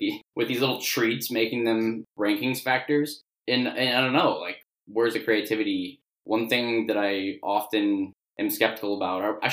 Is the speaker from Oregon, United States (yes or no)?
no; Chicago, Illinois, United States; also born or lived in Columbia, Missouri; I grew up in the Chicago area.